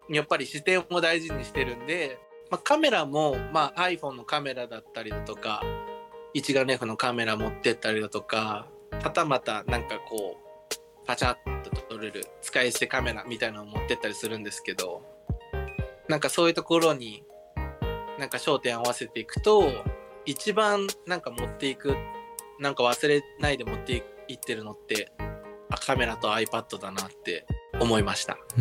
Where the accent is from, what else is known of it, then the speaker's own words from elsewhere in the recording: Nagaoka, Niigata, Japan; moved away; 私の故郷が新潟県の長岡